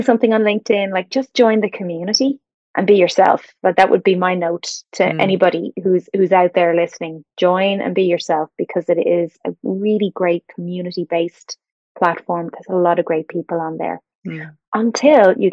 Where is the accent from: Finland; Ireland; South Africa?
Ireland; Dublin, Leinster; moved away as an adult; now in Chicago, United States; I live here in Chicago, even though I'm from Dublin